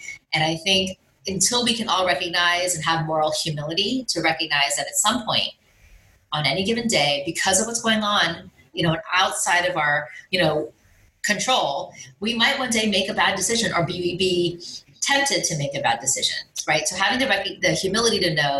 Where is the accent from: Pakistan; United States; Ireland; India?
India; obviously I'm Indian. So, you know, how has the Asian population been affected?